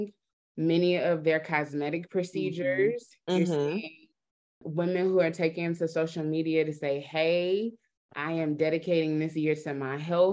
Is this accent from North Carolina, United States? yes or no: yes; North Carolina, United States; I'm from North Carolina